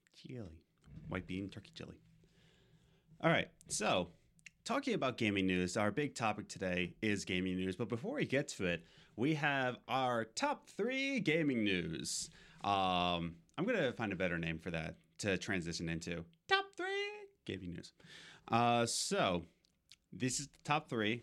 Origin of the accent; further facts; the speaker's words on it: Philadelphia, Pennsylvania, United States; now in New York, United States; I'm from Pennsylvania. Uh, well, originally from Philadelphia. We moved to Loyola, Pennsylvania. Now we're in New York